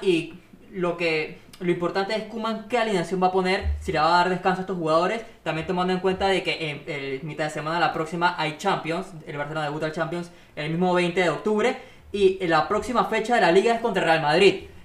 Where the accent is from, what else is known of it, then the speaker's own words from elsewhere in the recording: Panama; somos panameños